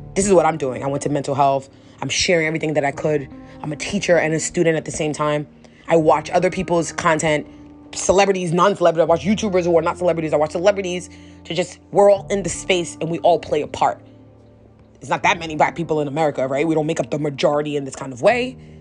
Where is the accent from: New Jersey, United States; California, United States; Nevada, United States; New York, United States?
New York, United States; New York City; i'm from new york up up like new york city